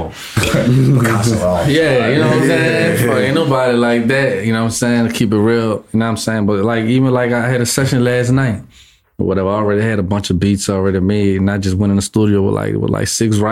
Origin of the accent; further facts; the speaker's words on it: New Orleans, Louisiana, United States; I'm from New Orleans